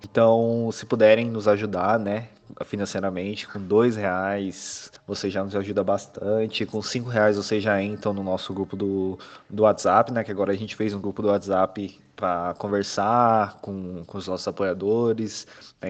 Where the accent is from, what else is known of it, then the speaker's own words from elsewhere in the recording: São Paulo, Brazil; eu sou de São Paulo, né, não, não sei quem sabe, mas eu sou de São Paulo